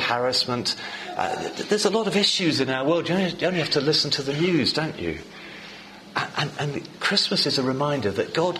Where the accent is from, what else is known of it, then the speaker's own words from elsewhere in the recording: England, United Kingdom; I'm English